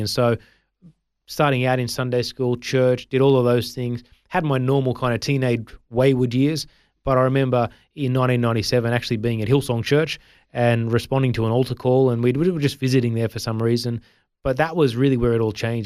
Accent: Sydney, New South Wales, Australia; also born or lived in India; I grew up in the Sutherland Shire, which is in Sydney

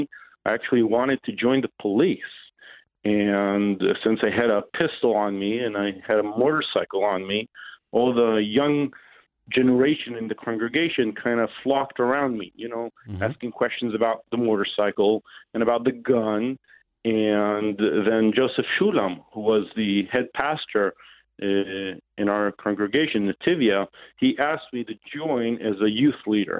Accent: Jerusalem, Jerusalem District, Israel; I was born and raised in Jerusalem, Israel

